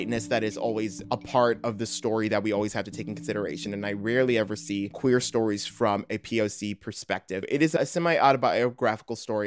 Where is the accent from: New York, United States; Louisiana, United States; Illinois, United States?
Illinois, United States; Morton Grove; moved away as an adult; now in Chicago, United States; I'm from Morton Grove, Illinois. Now I'm actually living in Chicago.